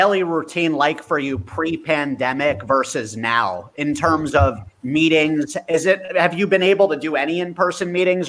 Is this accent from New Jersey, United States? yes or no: yes; New Jersey, United States; We all grew up in New Jersey.